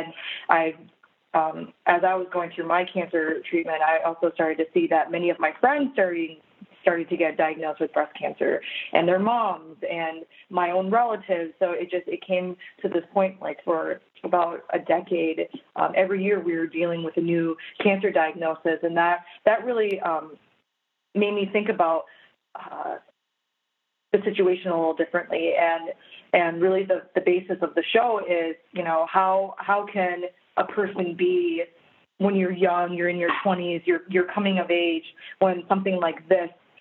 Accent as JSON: {"language": "English", "region": "Minnesota", "country": "United States", "tie": "born or raised there", "said": "I was born and raised in Minnesota. I've lived there for all my life."}